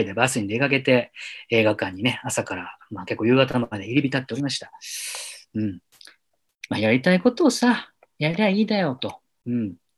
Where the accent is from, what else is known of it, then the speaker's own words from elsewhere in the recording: Yamanashi, Japan; moved away as an adult; now in Tokyo, Japan; 私の地元の山梨